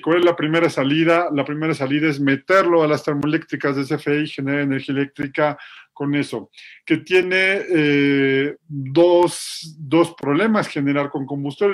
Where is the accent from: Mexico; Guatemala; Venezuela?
Mexico; yo estudié tres años de mi primaria en una escuela de petróleos mexicanos